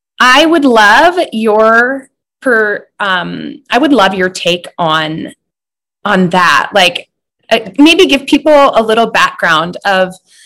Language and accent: English; Butte, Montana, United States; oh, you're from Butte? And I'm like, heck yes. I'm from Butte.